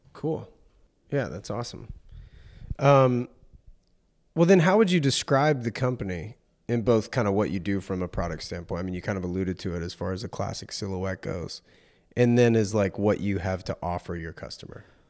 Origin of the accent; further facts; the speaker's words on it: North Carolina, United States; I'm from North Carolina